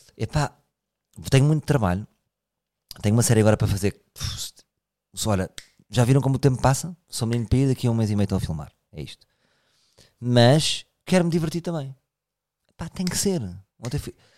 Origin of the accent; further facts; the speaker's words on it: Portugal; Eu também sou português